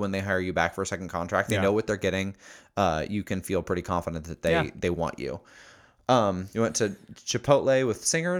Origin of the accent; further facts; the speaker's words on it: Quebec, Canada; English is a second language; By the way, sorry for my shitty English. I'm from Quebec in Canada.